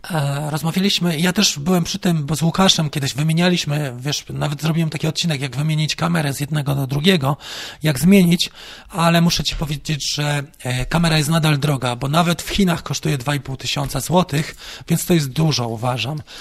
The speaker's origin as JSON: {"language": "Polish", "region": "Warmian-Masurian Voivodeship", "country": "Poland", "said": "Wiem, bo sam pochodzę z Mazur, no to może już z Warmii."}